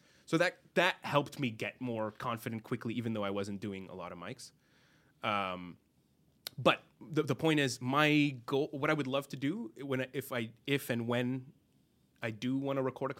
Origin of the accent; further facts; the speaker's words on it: Lebanon; Then I tell him I'm from Lebanon. Okay, very appropriate for Lebanon.